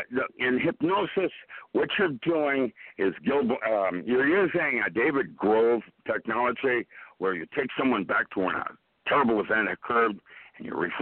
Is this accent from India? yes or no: no; Philippines; My parents are Indochina theater during the war, and I grew up in the Philippines. That's where I learned how to box.